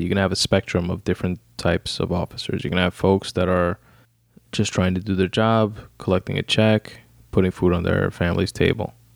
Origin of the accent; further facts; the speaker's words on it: New York City, New York, United States; also born or lived in Brooklyn; I was born in Brooklyn, raised in Queens, in New York fucking City